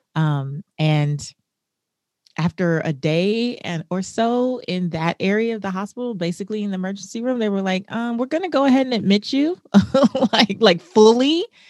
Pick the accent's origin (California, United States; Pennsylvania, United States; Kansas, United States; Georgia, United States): California, United States; Los Angeles; I grew up in South Central Los Angeles in not the best neighborhood